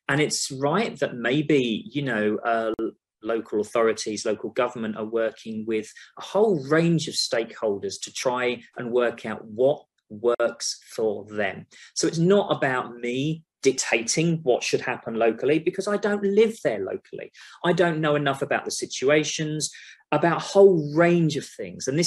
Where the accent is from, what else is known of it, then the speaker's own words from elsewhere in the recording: London, United Kingdom; moved away as an adult; also born or lived in Upminster, East London; now in Oklahoma, United States; I'm a Londoner. I'm from London. Like I said earlier, I studied in London. I lived in London. I've worked in London